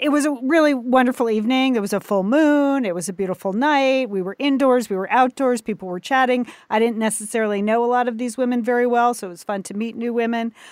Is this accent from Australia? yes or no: no; United States; I'm an American